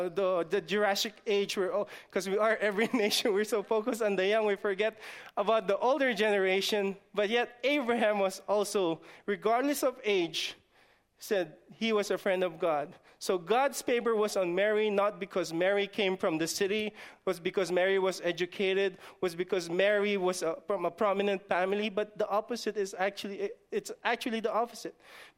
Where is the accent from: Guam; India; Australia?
Guam; I'm just from the islands? I'm just from Guam. I'm just from the village of Guam. I don't want to say any village. I'm just from the village of Guam.